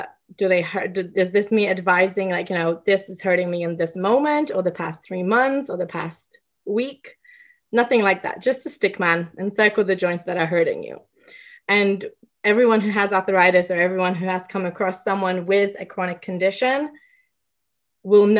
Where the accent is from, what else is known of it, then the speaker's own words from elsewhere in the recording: England, United Kingdom; I grew up in England